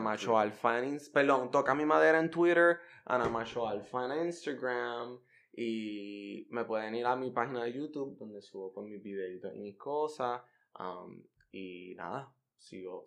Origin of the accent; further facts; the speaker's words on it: Puerto Rico; yo soy el Almodóvar puertorriqueño